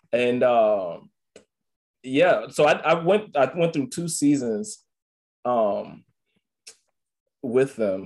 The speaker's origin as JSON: {"language": "English", "town": "Atlanta", "region": "Georgia", "country": "United States", "also_born_or_lived": "Hollywood, Florida / Compton, California / Utah", "moved": "yes", "said": "I'm from Atlanta. From Georgia. I was at MacArthur out in Hollywood in Florida."}